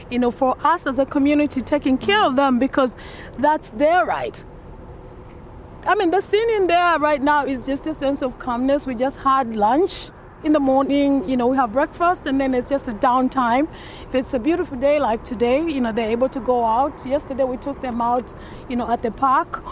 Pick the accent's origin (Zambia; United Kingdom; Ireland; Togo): Zambia; now in Portland, United States; I'm originally from Zambia